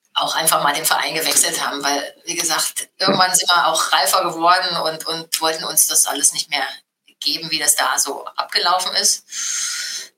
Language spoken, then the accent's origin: German; Halle, Saxony-Anhalt, Germany; also born or lived in Frankfurt; now in Wolfsburg, Germany; ich bin in der DDR geboren